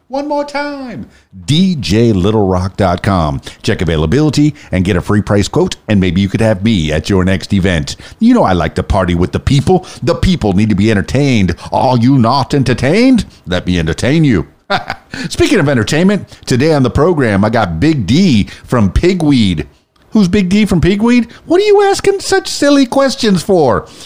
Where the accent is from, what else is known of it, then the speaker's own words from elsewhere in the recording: Miami, Florida, United States; now in Arkansas, United States; I'm from Miami